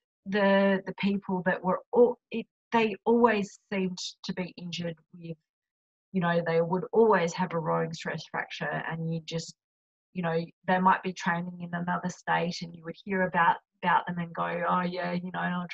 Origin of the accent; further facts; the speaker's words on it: Australia; accent: Australian; my accent